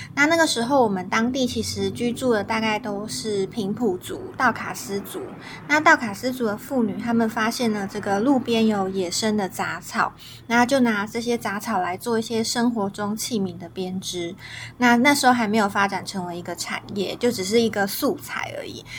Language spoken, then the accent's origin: Chinese; Taiwan; 我身为台湾人，台湾的小孩